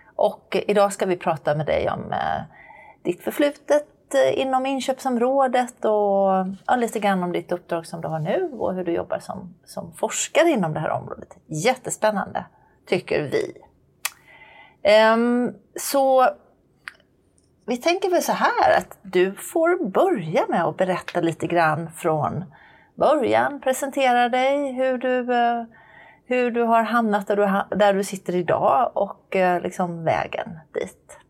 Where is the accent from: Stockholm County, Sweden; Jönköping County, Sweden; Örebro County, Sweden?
Jönköping County, Sweden; Jönköping; i Jönköping, som råkar vara min hemstad